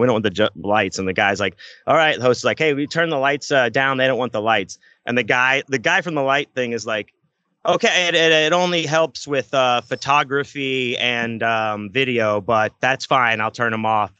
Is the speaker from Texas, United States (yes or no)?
yes; Houston, Texas, United States; we're from Houston